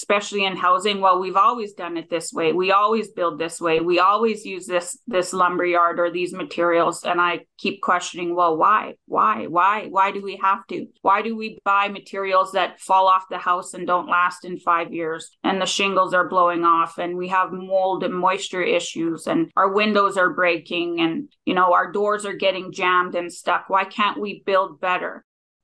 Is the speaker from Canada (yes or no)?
yes; Gillam, Manitoba, Canada; I grew up north in Gila, Manitoba